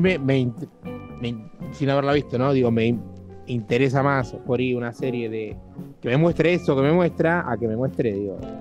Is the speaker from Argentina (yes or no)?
yes; Argentina; en un país como Argentina, que somos relativamente pocos